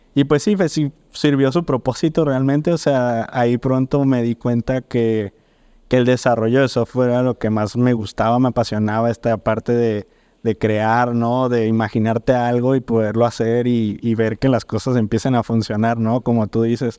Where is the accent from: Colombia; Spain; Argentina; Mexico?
Mexico; Mazatlán, Sinaloa; moved away as an adult; now in Guadalajara, Mexico; yo soy de Mazatlán, me vine a estudiar la carrera aquí a los 19 años